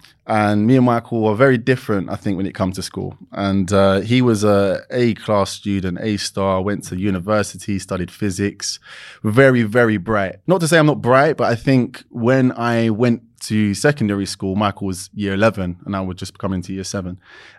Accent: London, United Kingdom; East London, born and raised.

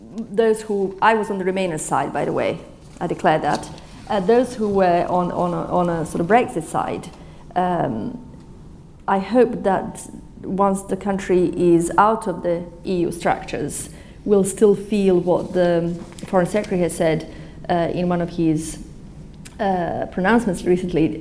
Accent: Bosnia & Herzegovina; now in United Kingdom; I was born in Bosnia

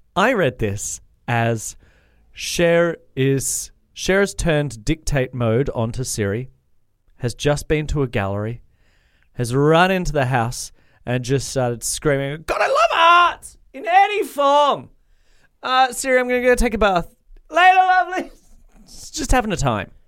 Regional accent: Australia; I'm Australian and my inflections always go up

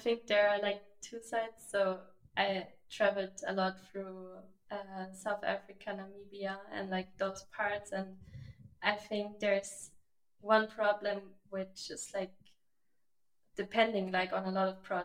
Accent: Germany; moved away; I just moved back to Germany

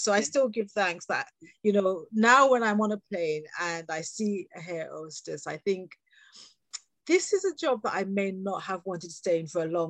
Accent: England, United Kingdom; accent: British; So born here and having had the wonderful experience of working globally

